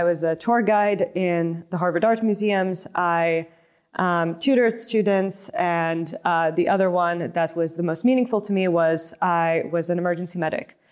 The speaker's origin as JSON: {"language": "English", "country": "Lithuania", "tie": "born or raised there", "also_born_or_lived": "United States", "moved": "as an adult", "said": "originally born and raised in Lithuania, and, uh, grew up there"}